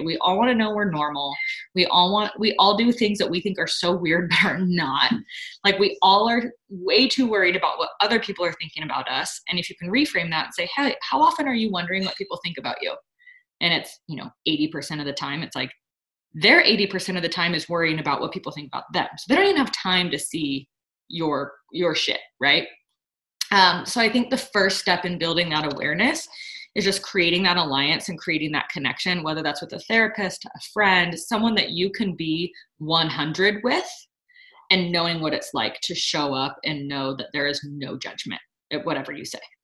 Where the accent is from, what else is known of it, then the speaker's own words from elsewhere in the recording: Sonora, California, United States; moved away; I'm in my hometown right now, I'm in Sonora